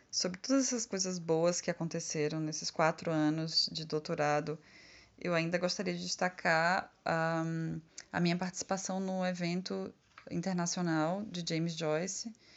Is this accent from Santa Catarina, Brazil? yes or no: no; Conceição do Coité, Bahia, Brazil; Conceição do Coité, que é a minha cidade natal.